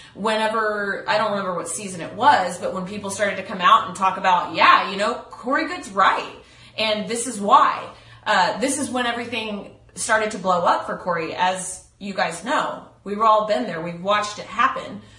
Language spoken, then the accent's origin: English; Texas, United States; I'm from Texas. We're from the same areas. We've lived in the same towns.